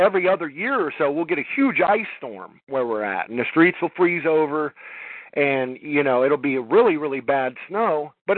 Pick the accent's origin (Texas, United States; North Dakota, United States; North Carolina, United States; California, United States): California, United States; Los Angeles; also born or lived in Alabama; now in Georgia, United States; growing up in Los Angeles